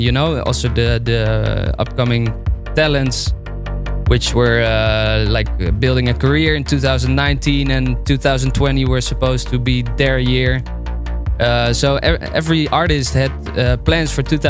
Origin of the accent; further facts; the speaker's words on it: near Arnhem, Gelderland, Netherlands; I grew up near Arnhem